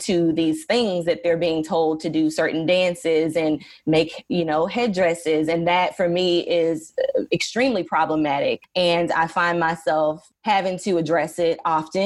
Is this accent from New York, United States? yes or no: no; Dallas, Texas, United States; I grew up in Dallas, Texas